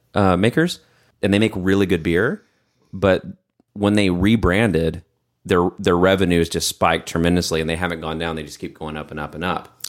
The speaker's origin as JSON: {"language": "English", "region": "Texas", "country": "United States", "moved": "as an adult", "said": "I'm from Texas, too. I spent some time outside of Texas, and I, when I came back"}